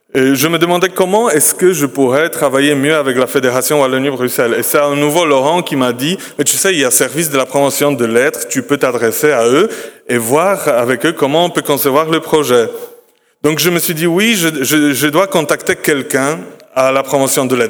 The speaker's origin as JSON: {"language": "French", "country": "Poland", "said": "chez nous en Pologne"}